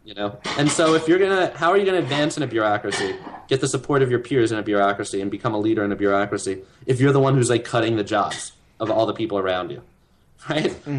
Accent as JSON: {"language": "English", "town": "New York City", "region": "New York", "country": "United States", "tie": "born or raised there", "said": "I grew up in Manhattan. I was born in Manhattan."}